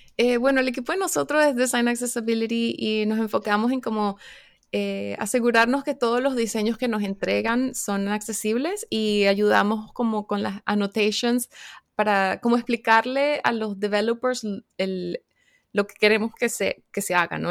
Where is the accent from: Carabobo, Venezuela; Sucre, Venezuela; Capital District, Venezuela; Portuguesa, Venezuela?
Capital District, Venezuela; Caracas; now in North Carolina, United States; yo soy de Caracas, Venezuela, pero ahorita estoy viviendo en Carolina del Norte, en los Estados Unidos